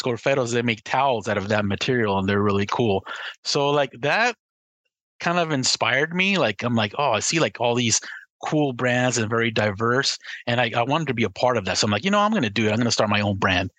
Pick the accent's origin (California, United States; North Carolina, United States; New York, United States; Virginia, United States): California, United States; Los Angeles; I'm from Southern California